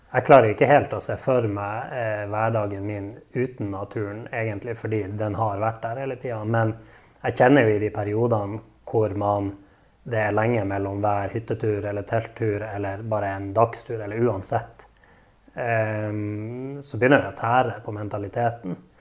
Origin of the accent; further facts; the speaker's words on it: Narvik, Nordland, Norway; jeg er en ekte narvikværing. Født og oppvokst i Narvik og elsker byen jeg bor